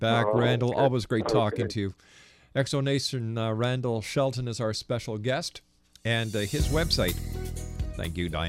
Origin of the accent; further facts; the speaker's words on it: Montreal, Quebec, Canada; I'm from Montreal, and I used to love going up to St. Joseph's Oratory